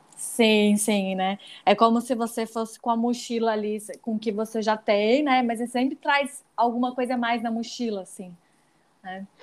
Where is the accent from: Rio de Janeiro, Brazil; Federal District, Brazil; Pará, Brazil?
Pará, Brazil; Belém; eu sou de lá, né, de Belém